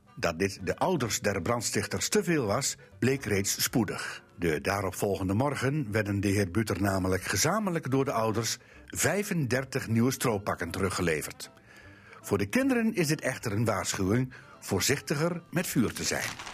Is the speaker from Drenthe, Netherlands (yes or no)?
yes; Drenthe, Netherlands; Bij ons in Drenthe